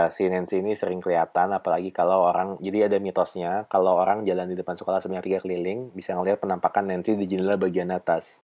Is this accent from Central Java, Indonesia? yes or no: no; Bandung, West Java, Indonesia; Gue karena tumbuh besar di Dago